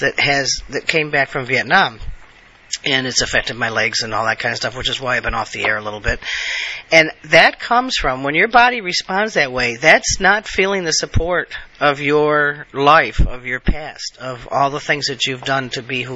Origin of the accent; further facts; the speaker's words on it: United States; I am an American, true blue, national American. I believe in my country.